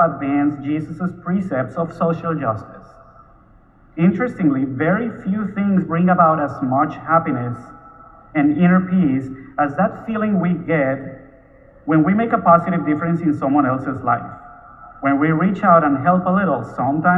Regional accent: Bogotá, Bogotá Capital District, Colombia; moved away as an adult; also born or lived in Miami; now in Houston, United States; I was born in Bogota, Colombia, where I lived until I was 28. At that time, I moved first to Miami and then to Houston.

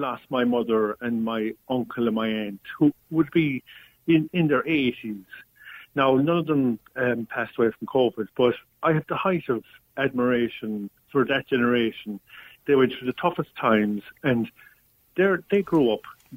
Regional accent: Killarney, Munster, Ireland; I'm from Killarney myself

